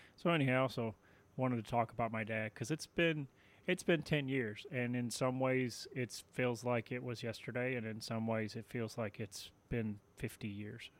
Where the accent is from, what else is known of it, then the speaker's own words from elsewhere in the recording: Tennessee, United States; I grew up in Tennessee